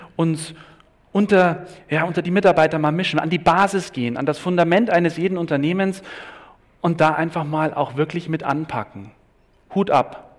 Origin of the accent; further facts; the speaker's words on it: Bavaria, Germany; ich bin Bayer